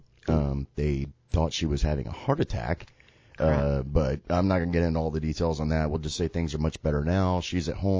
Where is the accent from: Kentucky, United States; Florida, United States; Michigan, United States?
Florida, United States; Sarasota; My hometown is Sarasota, Florida